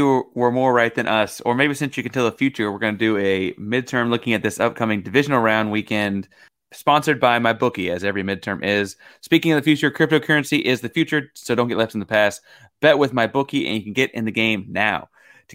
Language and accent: English; Houston, Texas, United States; born there; listeners of the show know that I was born in Houston.